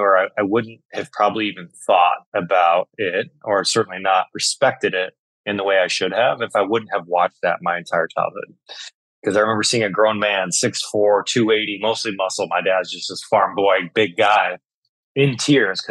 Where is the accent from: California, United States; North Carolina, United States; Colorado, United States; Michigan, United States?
Michigan, United States; I grew up and was born and raised in Michigan